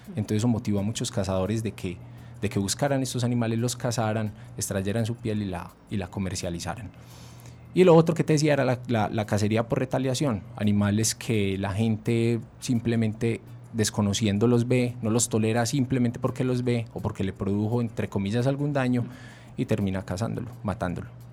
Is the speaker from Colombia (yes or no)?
yes; Antioquia, Colombia; Si somos antioqueños